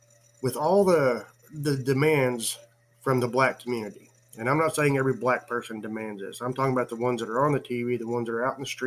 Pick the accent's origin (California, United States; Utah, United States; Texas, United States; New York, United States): Texas, United States; San Antonio; I was born in San Antonio, Texas, from a full-blooded Indian father and a full-blooded Irish mother